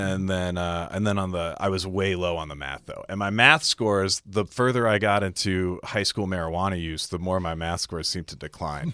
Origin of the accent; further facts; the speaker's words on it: Clifton Park, New York, United States; also born or lived in Syracuse, New York; I grew up, uh, in upstate New York still